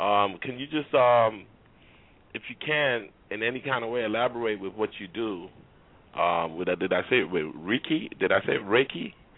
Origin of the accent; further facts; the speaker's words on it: Trinidad & Tobago; I mean, I'm from Trinidad.